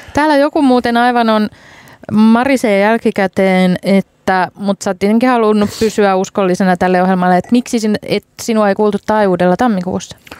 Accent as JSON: {"language": "Finnish", "town": "Hämeenlinna", "region": "Kanta-Häme", "country": "Finland", "said": "mä oon hämeenlinnalaisena"}